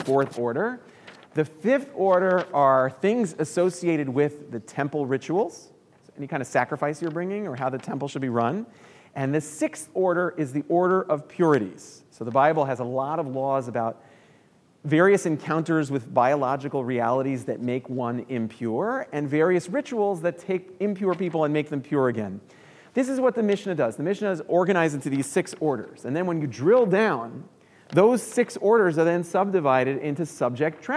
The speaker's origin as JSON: {"language": "English", "town": "New York City", "region": "New York", "country": "United States", "moved": "as an adult", "lives_now": "Chicago, United States", "said": "I moved to Chicago 12 years ago from New York. I'm from New York City originally"}